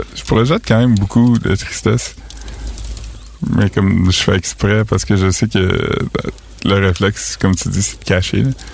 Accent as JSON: {"language": "French", "region": "northwestern New Brunswick", "country": "Canada", "said": "Moi, je viens du nord-ouest du Nouveau-Brunswick"}